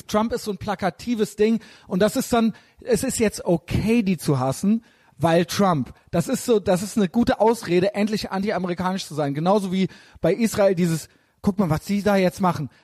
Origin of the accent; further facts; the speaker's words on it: Germany; als Deutscher in Deutschland